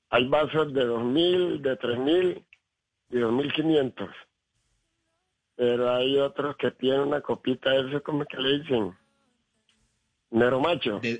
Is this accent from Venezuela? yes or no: no; Cali, Valle del Cauca, Colombia; hermano, yo le digo que sí porque mire, yo, yo soy caleño, pero tengo descendencia chocuana.